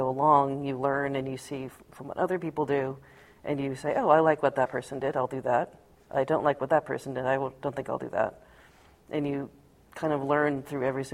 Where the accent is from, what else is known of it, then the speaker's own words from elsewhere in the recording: Seattle, Washington, United States; We grew up in Seattle